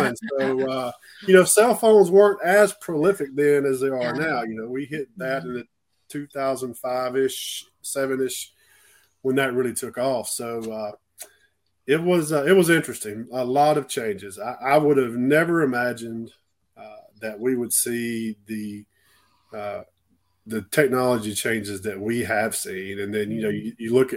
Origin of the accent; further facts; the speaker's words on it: Clanton, Alabama, United States; also born or lived in Gulf Shores, Alabama; I started in a rural county in my hometown in Clanton, Alabama, between Birmingham and Montgomery.